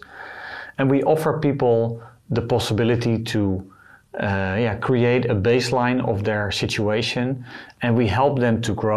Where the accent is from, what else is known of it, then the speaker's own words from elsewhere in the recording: Netherlands; I am from the Netherlands